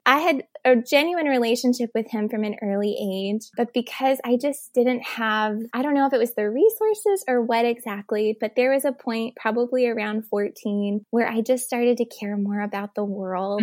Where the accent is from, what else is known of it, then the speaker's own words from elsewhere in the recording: Elizabeth City, North Carolina, United States; I'm actually from North Carolina